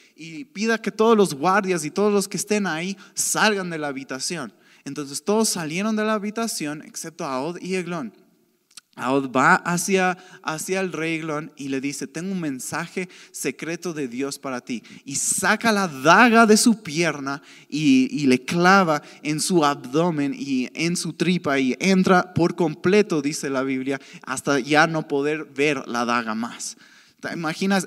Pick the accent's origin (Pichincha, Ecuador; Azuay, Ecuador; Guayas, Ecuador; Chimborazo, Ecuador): Azuay, Ecuador; Cuenca; moved away as an adult; now in Quito, Ecuador; yo crecí, yo soy de Cuenca, yo crecí en una ciudad donde el chisme es súper normal